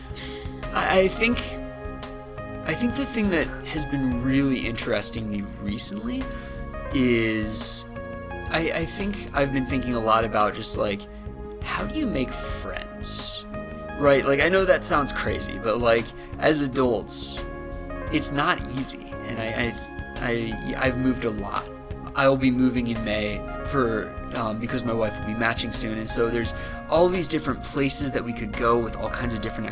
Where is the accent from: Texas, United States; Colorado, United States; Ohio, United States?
Ohio, United States; Cleveland; moved away; I'm originally from Cleveland, Ohio